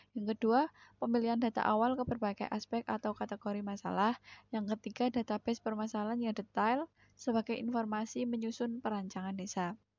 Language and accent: Indonesian; Sidoluhur, Indonesia; desa saya sendiri yaitu Sidoluhur